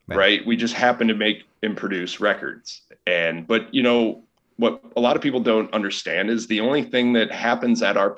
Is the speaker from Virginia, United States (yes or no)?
no; Chicago, Illinois, United States; I've lived here pretty much my whole life